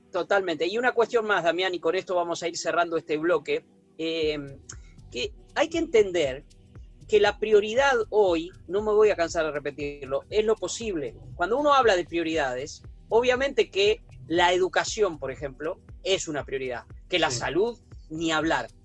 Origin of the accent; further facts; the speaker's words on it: Puan, Buenos Aires Province, Argentina; nací en Puana, 600 kilómetros, soy bonaerense, bonaerense de nacimiento, bonaerense de residencia